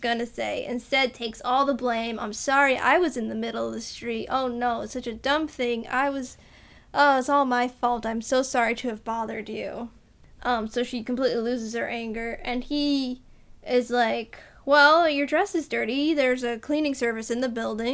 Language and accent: English; Massachusetts, United States; I'm from Massachusetts.